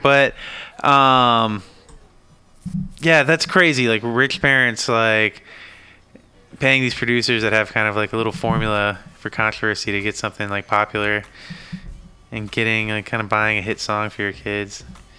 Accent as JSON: {"language": "English", "region": "East Coast", "country": "United States", "said": "That's one thing coming from, I'm from the East Coast myself."}